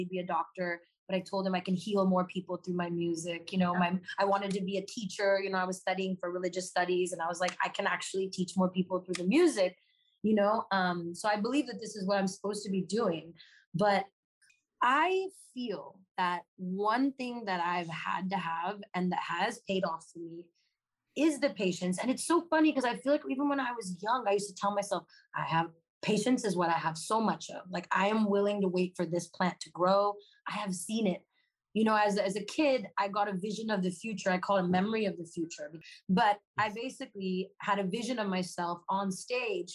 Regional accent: Los Angeles, California, United States; also born or lived in Claremont, California; I grew up in Los Angeles

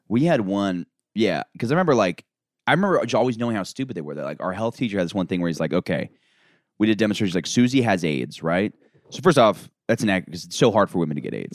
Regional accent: Florida, United States; I'm from Florida

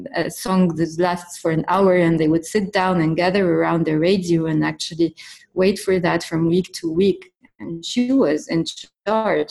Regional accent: Cairo, Cairo Governorate, Egypt; moved away as an adult; now in Beirut, Lebanon; I was born in Cairo in uh, 1988, and uh, I lived in Cairo all my life. And then I moved to Beirut when I was 27

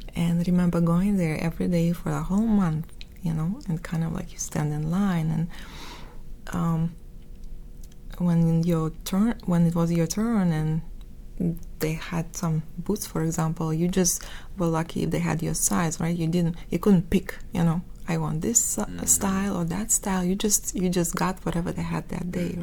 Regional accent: Moscow, Russia; accent: Russian; English is a second language; moved away as an adult; now in United States; I was born in Moscow

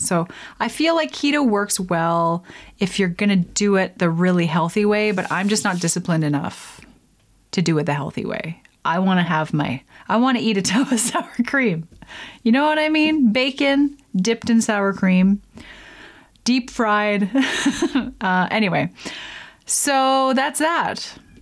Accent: Lethbridge, Alberta, Canada; in the prairies in Alberta where I grew up Lethbridge

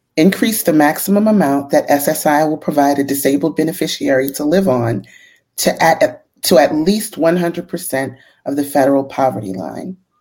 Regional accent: New Orleans, Louisiana, United States; I'm a New Orleans native

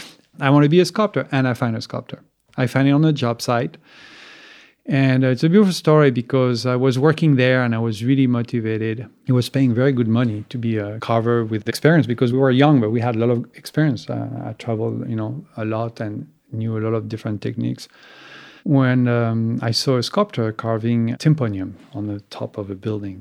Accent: Soissons, Hauts-de-France, France; moved away; also born or lived in Champagne / Pietrasanta, Italy; I was born in, uh, east of Paris, in a town, Soissons. I mean, not many people know about it. My family comes from Champagne

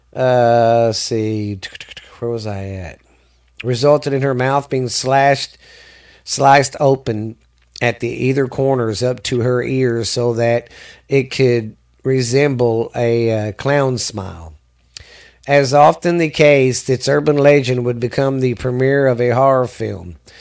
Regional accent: the South, United States; I'm from the South

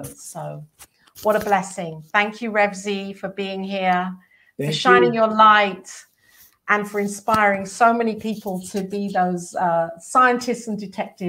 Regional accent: England, United Kingdom; I'm English.

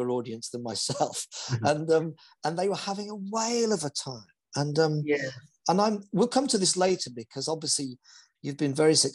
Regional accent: London, United Kingdom; I was born in Chiswick.

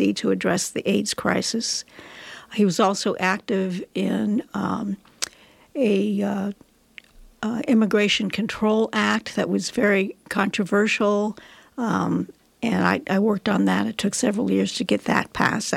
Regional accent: San Francisco, California, United States; also born or lived in Washington, D.C. / Las Vegas; now in Nevada County, California, United States; I grew up in San Francisco

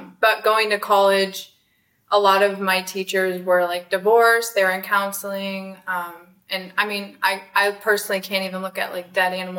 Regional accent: Arizona, United States; also born or lived in California; born in California, raised in Arizona

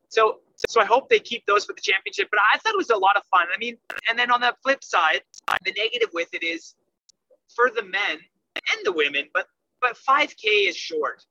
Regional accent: Canada; I'm Canadian

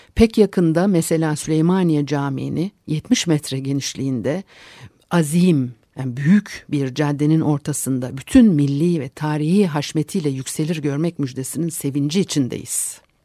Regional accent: Turkey

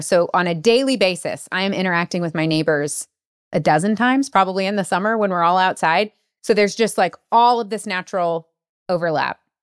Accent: United States; as an American

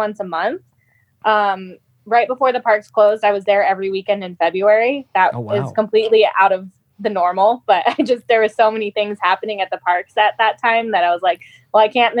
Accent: Colorado, United States; also born or lived in Arizona; I was born in Arizona, but I grew up in Colorado

